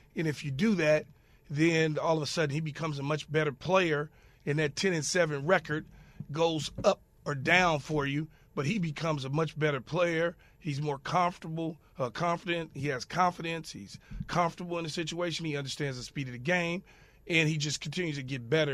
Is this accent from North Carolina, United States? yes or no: no; Los Angeles, California, United States; growing up in South Los Angeles